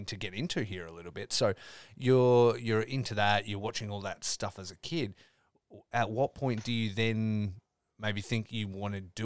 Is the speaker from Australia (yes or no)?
yes; Australia; growing up in Australia